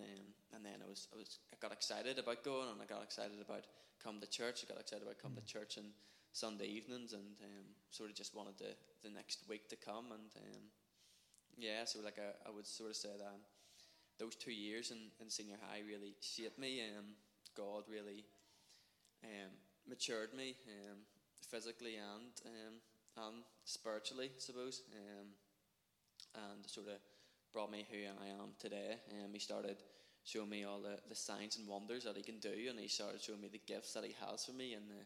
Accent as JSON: {"language": "English", "town": "Portadown", "region": "Northern Ireland", "country": "United Kingdom", "tie": "born or raised there", "said": "when I was growing up, I was brought up in the Methodist Church in Edenderry in Portadown."}